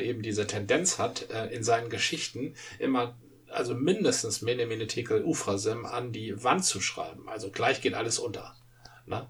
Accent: Dithmarschen, Schleswig-Holstein, Germany; da wo ich herkomme, war der Spiegel schon, also äh, da las man nicht den Spiegel

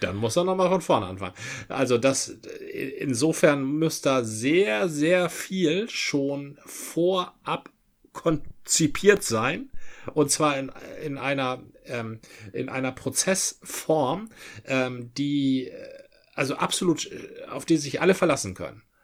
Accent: Dithmarschen, Schleswig-Holstein, Germany; moved away; ein Gruß aus meiner alten Heimat, ein Dittmarscher

